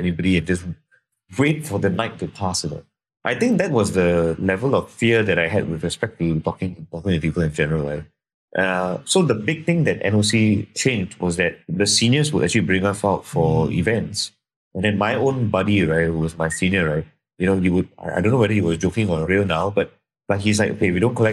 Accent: Singapore; I'm from Singapore

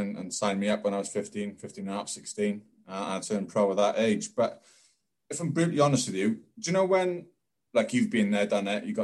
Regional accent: Wales, United Kingdom; I was lucky in growing up in Wales

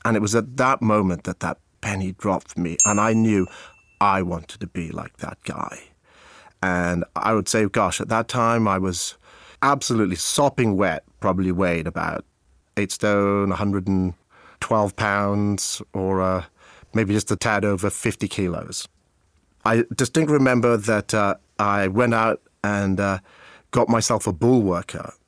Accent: Abergavenny, Wales, United Kingdom; accent: British English; moved away as an adult

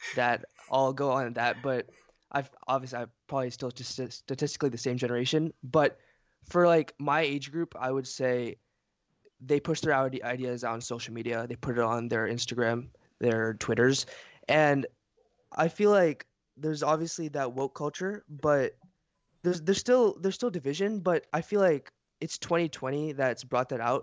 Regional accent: Fayetteville, United States; also born or lived in Bronx, New York City / Philadelphia; we moved to Philadelphia and then Fayetteville. I've been here, I think, fif-, fourteen, fifteen years.

